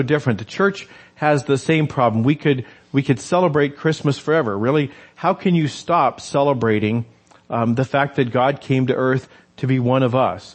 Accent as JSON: {"language": "English", "region": "New Mexico", "country": "United States", "tie": "born or raised there", "said": "I grew up in New Mexico"}